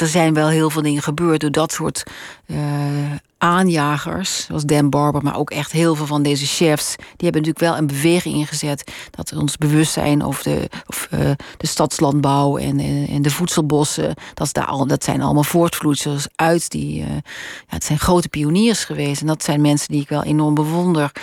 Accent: Roermond, Limburg, Netherlands; moved away as an adult; also born or lived in Utrecht / Amsterdam; now in Spannum, Netherlands; Roermond geboren, eh, echt middelbare school gewoond

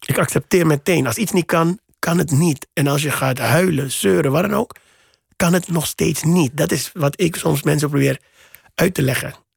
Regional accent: Suriname; moved away as an adult; now in Netherlands; ik ben in Suriname opgegroeid in de jaren tachtig

